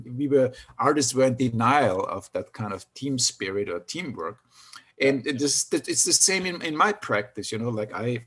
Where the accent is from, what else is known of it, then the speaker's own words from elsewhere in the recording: Austria; moved away; since I grew up in Austria